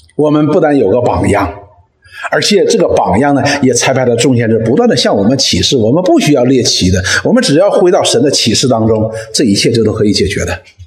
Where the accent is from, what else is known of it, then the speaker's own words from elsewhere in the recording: Northeast China, China; 我们东北人